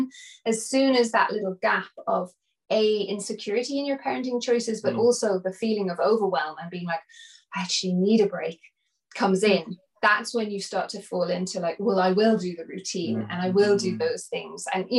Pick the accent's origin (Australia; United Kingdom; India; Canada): India; also born or lived in Nepal; growing up in India and Nepal and seeing women carry their babies all the time in Africa and they never put them down